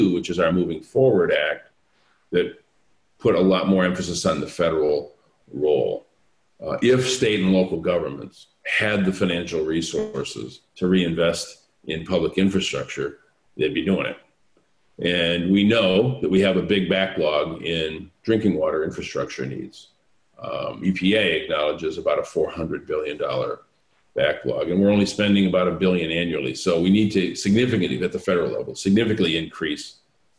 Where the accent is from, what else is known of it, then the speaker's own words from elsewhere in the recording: Flint, Michigan, United States; my hometown of Flint